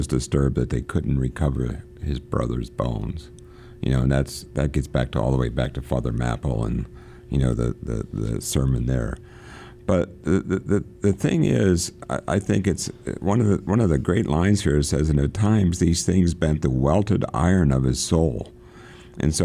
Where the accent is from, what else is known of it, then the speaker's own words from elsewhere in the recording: Pennsylvania, United States; I'm from Pennsylvania